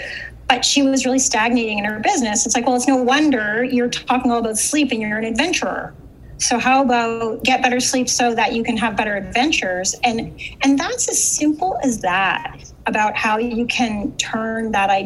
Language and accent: English; Canada; I'm from Canada.